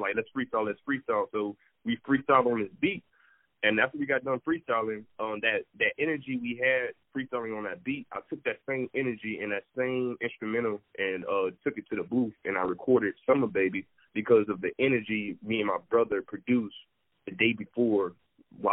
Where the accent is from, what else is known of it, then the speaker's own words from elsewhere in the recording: Darien, Georgia, United States; I'm from Georgia. I'm from a small town called Darien